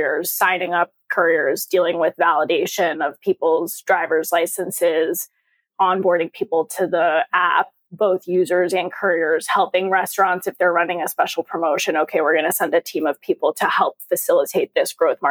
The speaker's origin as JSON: {"language": "English", "area": "Long Island", "region": "New York", "country": "United States", "tie": "born or raised there", "moved": "yes", "lives_now": "Boston, United States", "said": "I grew up on Long Island, about halfway out"}